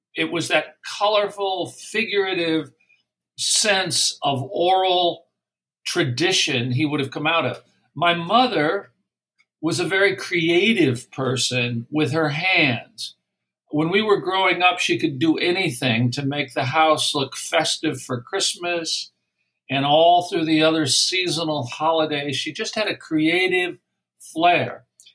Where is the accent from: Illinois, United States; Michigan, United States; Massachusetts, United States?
Illinois, United States; downstate; also born or lived in Fresno, California / Washington, D.C.; now in Philadelphia, United States; We lived in the Midwest growing up, downstate Illinois, 50 miles below Chicago.